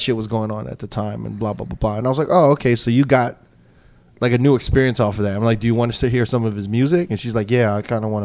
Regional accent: New York, United States; growing up in New York

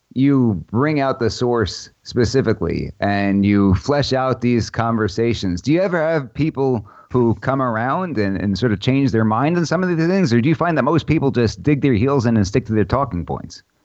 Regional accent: New York City, New York, United States; I grew up in Brooklyn, New York

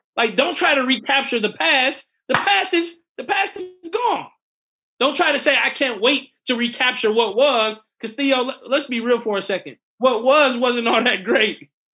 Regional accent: Fort Wayne, Indiana, United States; moved away; also born or lived in North Carolina; I was home in Fort Wayne

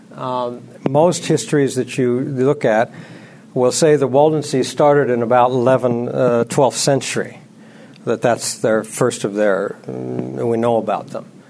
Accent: United States; also born or lived in Libya; I as an American

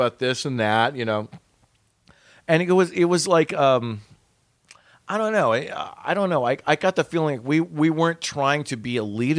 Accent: Western United States, United States; We were like, no, we're Western U.S. All of the editors and stuff, we grew up in the Western U.S.

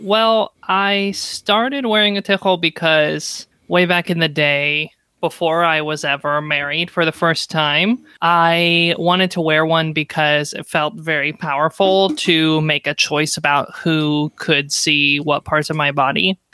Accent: the South, United States; moved away; I'm from the South

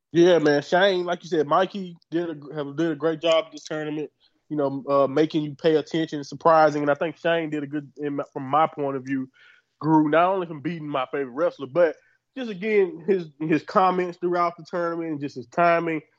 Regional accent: Southern United States, United States; I'm from Southern uh, United States

